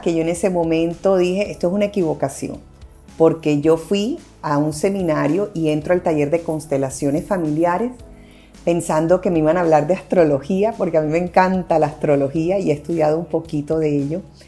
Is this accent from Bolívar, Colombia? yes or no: no; Barranquilla, Atlántico, Colombia; moved away; also born or lived in Medellín; Yo soy de Barranquilla